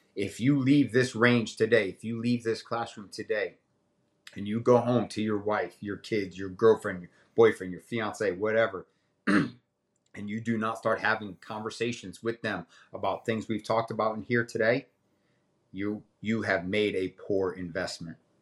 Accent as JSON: {"language": "English", "town": "Middletown", "region": "Connecticut", "country": "United States", "also_born_or_lived": "Alaska / Wilmington, North Carolina", "moved": "yes", "lives_now": "North Carolina, United States", "said": "I'm originally from Middletown, Connecticut"}